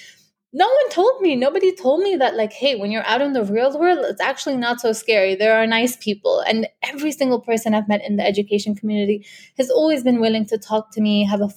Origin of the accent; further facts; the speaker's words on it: United Arab Emirates; also born or lived in India; UAE is my home